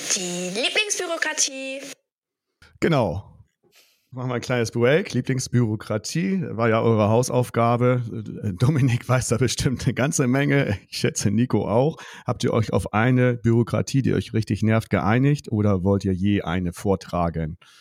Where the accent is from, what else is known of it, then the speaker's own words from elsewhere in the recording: Buxtehude, Lower Saxony, Germany; ich bin ja nur auch auf dem Dorf groß geworden und äh, hier Buxtehude